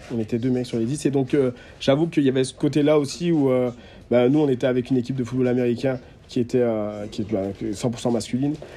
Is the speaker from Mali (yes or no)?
no; Guadeloupe; moved away; je suis de Guadeloupe, donc j'ai vécu, mmh. euh, j'ai vécu 9 ans là-bas